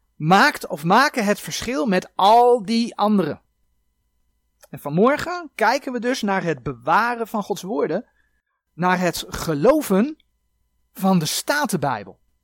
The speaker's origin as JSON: {"language": "Dutch", "country": "Netherlands", "said": "wij als Nederlanders"}